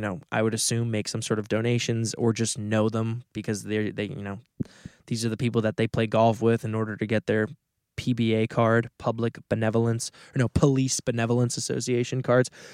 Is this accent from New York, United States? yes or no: yes; Westchester, New York, United States; the part of Westchester I grew up in is on the Long Island Sound